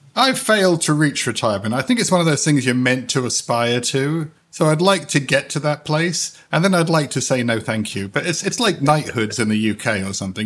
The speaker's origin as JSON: {"language": "English", "country": "United Kingdom", "moved": "yes", "lives_now": "United States", "said": "I'm a British citizen, but I live in the United States."}